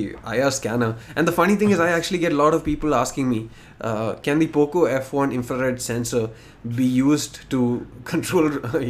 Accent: Bahrain; So I grew up in Bahrain.

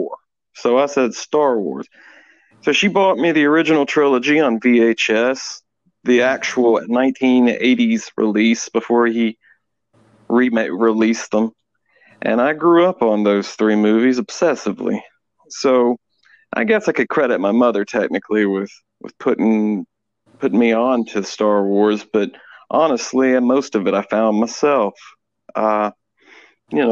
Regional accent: Alabama, United States; I'm from Alabama

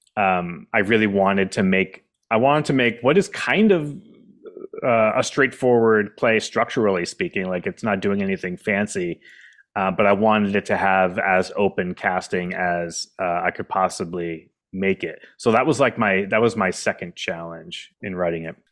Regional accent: Keene, New Hampshire, United States; moved away as an adult; also born or lived in Washington, D.C. / Boston; I had written another play based in my hometown called Welcome to Keene, New Hampshire

